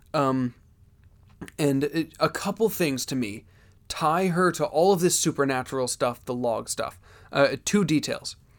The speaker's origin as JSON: {"language": "English", "region": "Pennsylvania", "country": "United States", "said": "I'm from Pennsylvania"}